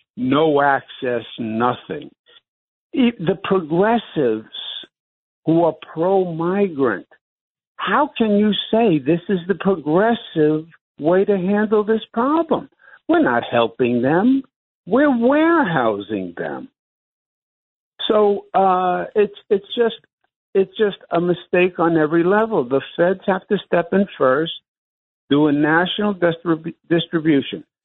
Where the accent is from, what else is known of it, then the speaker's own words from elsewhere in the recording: New York City, New York, United States; as a New Yorker